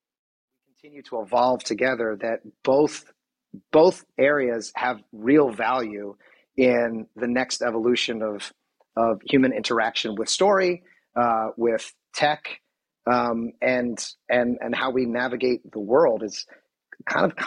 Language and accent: English; Philadelphia, Pennsylvania, United States; now in Southern California, United States; I'm from Philadelphia. I've lived here for many, many years.